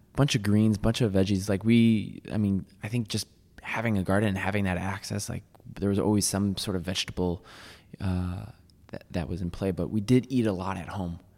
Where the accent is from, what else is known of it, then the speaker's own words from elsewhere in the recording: Waterbury, Connecticut, United States; moved away; also born or lived in New York City; I grew up in Waterbury, Connecticut